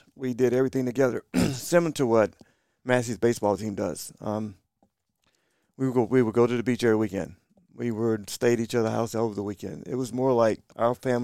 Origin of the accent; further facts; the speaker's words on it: Kinston, North Carolina, United States; I grew up in Kinston